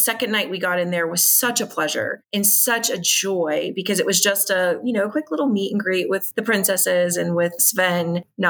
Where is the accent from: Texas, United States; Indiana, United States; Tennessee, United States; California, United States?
Indiana, United States; We're from Indiana. I live about 7 miles from St. Elmo's Steakhouse and Harry and Izzy's Steakhouse